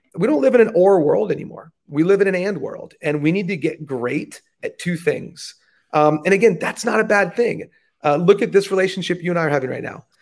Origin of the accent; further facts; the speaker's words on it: United States; growing up in the States